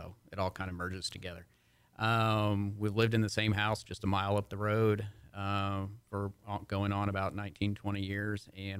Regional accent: Houston, Texas, United States; Well, going back to coming here, I can't say I was born in Montgomery County, but I got here as fast as I could from the Houston area.

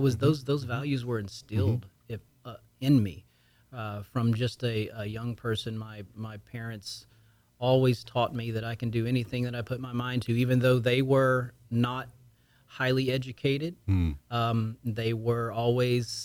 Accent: Lake Charles, Louisiana, United States; moved away as an adult; now in Houston, United States; I am from the deep south of Louisiana, Cajun country, but more southwest Louisiana, Lake Charles and south of Lake Charles. That's my hometown, my home area. That's where I was born and raised

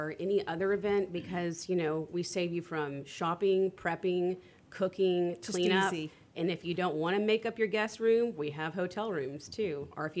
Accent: Conroe, Texas, United States; So I grew up in Conroe

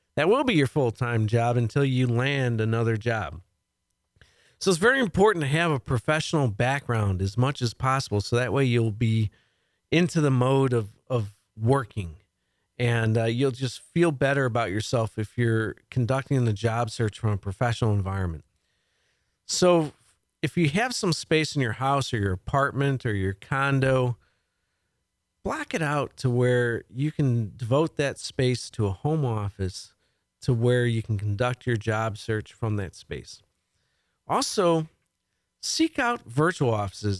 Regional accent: League City, Texas, United States; League City, my hometown

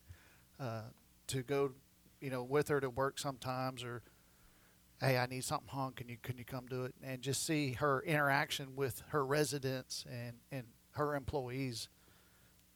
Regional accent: Houston, Texas, United States; now in Conroe, United States; I grew up in Houston on the west side

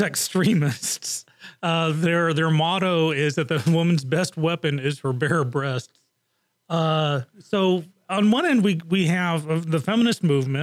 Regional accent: Japan; also born or lived in England; growing up in Japan and England, you know, topless was the thing

